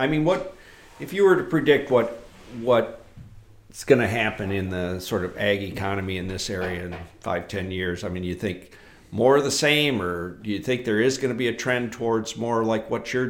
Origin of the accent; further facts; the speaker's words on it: Michigan, United States; moved away; Where I grew up in Michigan